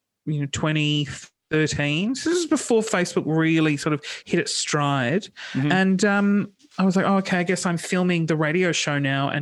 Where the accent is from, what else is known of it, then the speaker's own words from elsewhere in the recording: Sydney, New South Wales, Australia; Sydney. I grew up in Sydney